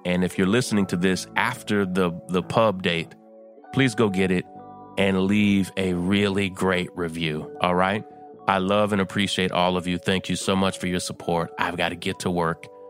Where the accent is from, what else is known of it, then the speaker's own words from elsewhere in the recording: Versailles, Kentucky, United States; my hometown